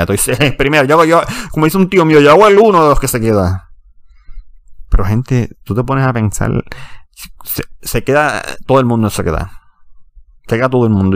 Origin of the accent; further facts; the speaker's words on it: Puerto Rico; siendo puertorriqueño y ciudadano americano.